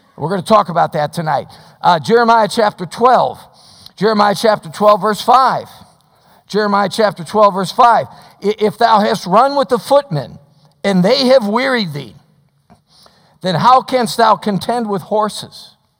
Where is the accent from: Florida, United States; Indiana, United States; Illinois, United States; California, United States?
Illinois, United States; Chicago; moved away; I grew up in the Chicago area